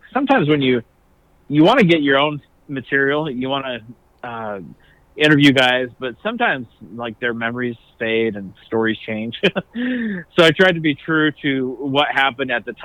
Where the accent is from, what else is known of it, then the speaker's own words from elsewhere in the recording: Salt Lake City, Utah, United States; also born or lived in Kearns, Utah; I grew up in Salt Lake and out in Kearns